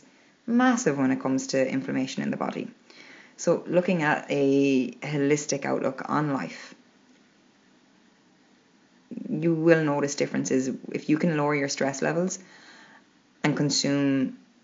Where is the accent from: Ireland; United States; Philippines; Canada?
Ireland; We're Irish